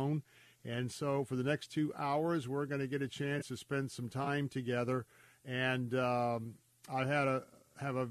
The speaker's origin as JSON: {"language": "English", "town": "Tampa", "region": "Florida", "country": "United States", "tie": "born or raised there", "said": "right here in my hometown, AM 860, The Answer, and FM 93.7. That is The Answer Tampa"}